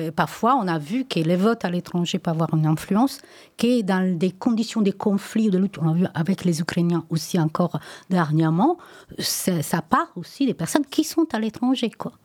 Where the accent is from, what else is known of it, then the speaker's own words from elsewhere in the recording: Italy; French is a second language; now in France; moi, je suis italienne, j'ai toujours parlé italien avec mes enfants